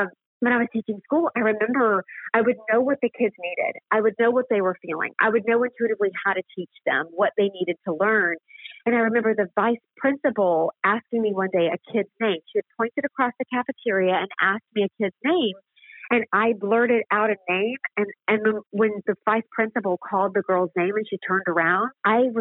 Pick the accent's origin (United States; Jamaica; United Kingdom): United States; the South; I was raised in the South, so it's Bible Belt and Baptist